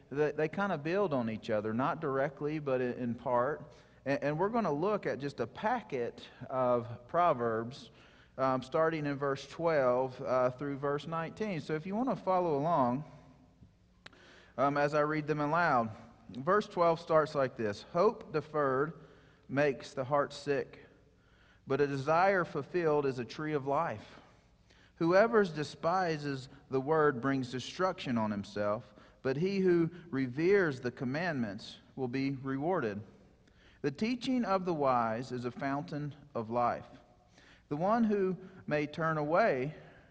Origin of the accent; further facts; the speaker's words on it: Mississippi, United States; moved away; I'm from Mississippi